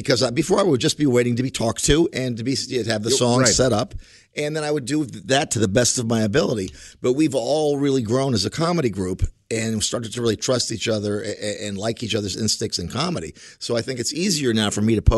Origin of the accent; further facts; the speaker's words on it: Wilkes-Barre, Pennsylvania, United States; also born or lived in South Bend, Indiana / Chicago, Illinois; at the age of 4 or 5, I went back to where my dad is from in Wilkes-Barre, Pennsylvania.